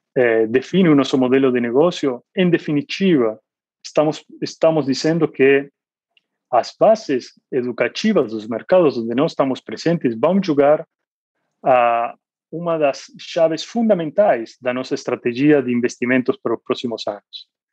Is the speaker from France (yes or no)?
no; Argentina; Portuguese is a second language; moved away as an adult; also born or lived in Asia; now in Brazil; sou argentino, eu morei na Argentina por 20 anos